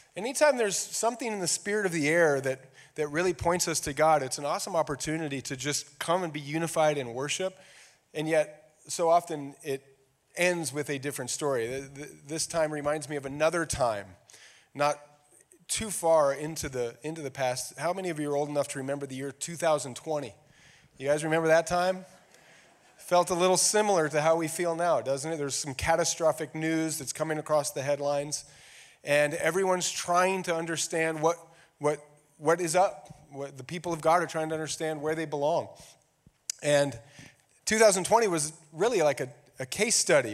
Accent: United States; we are all American

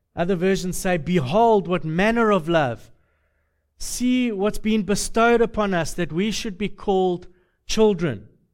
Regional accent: Deep South, United States; accent: southern; I'm from the south, uh, the deep south, the, the really, really deep south

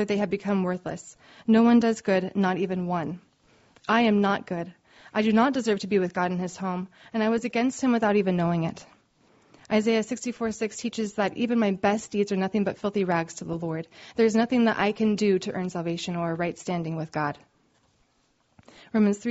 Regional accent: Oregon, United States; I'm from Oregon, and we did a lot of camping.

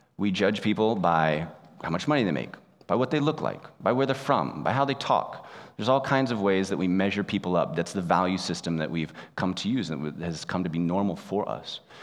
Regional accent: United States; moved away as an adult; also born or lived in Japan; I, like most of you, grew up in the United States

